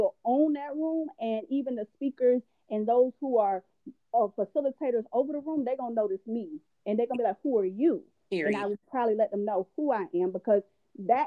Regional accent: Tallahassee, Florida, United States; I am from Tallahassee. I love, you know, I'm not born there, but that's home

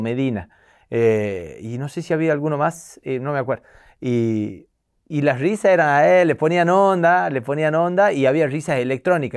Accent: Tucumán, Argentina; accent: tucumano; soy de Tucumán

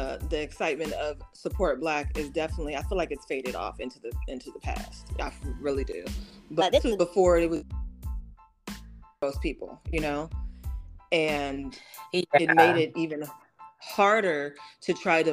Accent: Oakland, California, United States; now in Los Angeles, United States; I'm from Oakland, so born and raised

